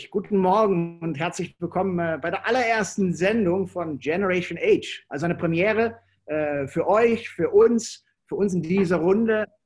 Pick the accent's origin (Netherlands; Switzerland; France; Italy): Netherlands; German is a second language; weil ich als Holländer, äh, ich nehme das dann nicht so eng und für mich ist es auch ein bisschen einfacher.